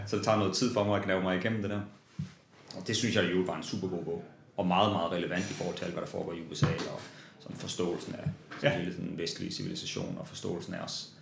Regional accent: Vesthimmerland, North Denmark Region, Denmark; jeg voksede op i Vesthimmerland

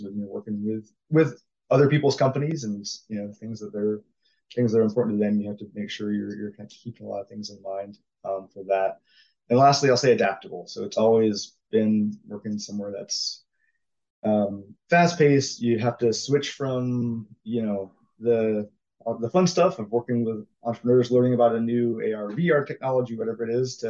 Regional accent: Jacksonville, Florida, United States; I grew up in Florida in Jacksonville, went to UCF for college

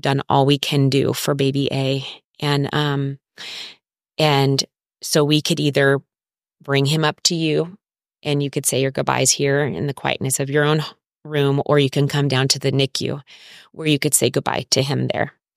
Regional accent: Orange County, California, United States; moved away as an adult; now in San Diego, United States; I am from Orange County

